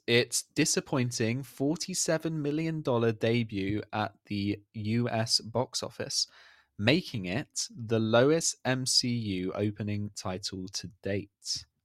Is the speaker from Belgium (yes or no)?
no; United Kingdom; I'm British